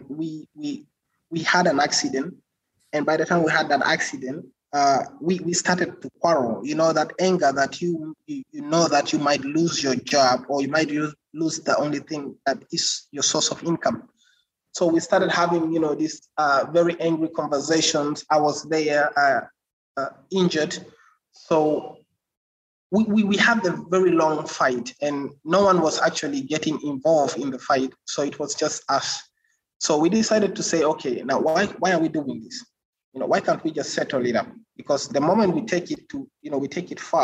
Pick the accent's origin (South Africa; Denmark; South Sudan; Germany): South Sudan; also born or lived in Uganda; And I'm from South Sudan